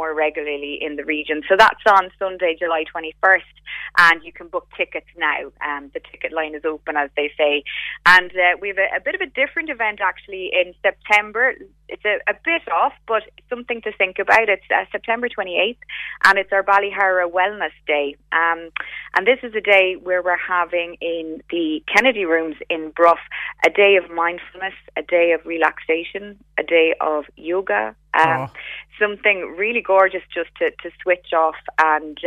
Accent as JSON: {"language": "English", "country": "Ireland", "said": "as Irish people"}